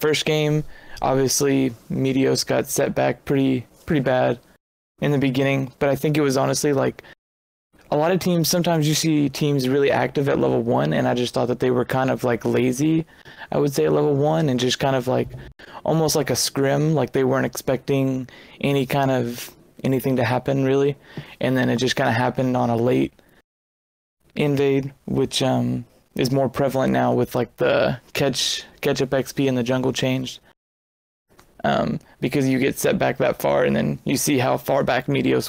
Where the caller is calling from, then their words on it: Kentucky, United States; I am calling from Kentucky.